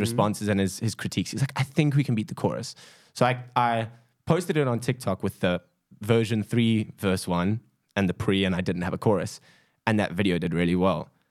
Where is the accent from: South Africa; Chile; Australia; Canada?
South Africa; a South African